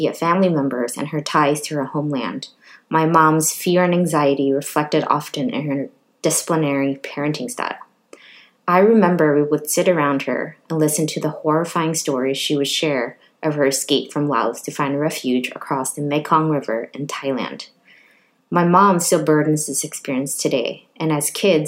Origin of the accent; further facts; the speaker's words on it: Richmond, California, United States; now in Oakland, United States; I was raised by refugee parents and the fourth of six children born and raised in Richmond, California